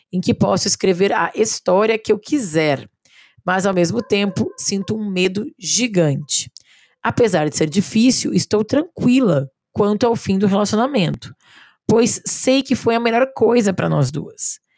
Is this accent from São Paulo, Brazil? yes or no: yes; São Paulo, Brazil; now in Belo Horizonte, Brazil